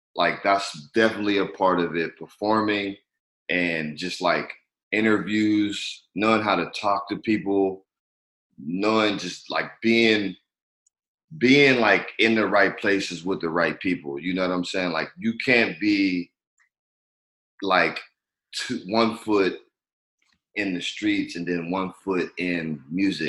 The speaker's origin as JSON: {"language": "English", "town": "Pittsburgh", "region": "Pennsylvania", "country": "United States", "tie": "born or raised there", "moved": "as an adult", "lives_now": "Los Angeles, United States", "said": "Pittsburgh, my hometown."}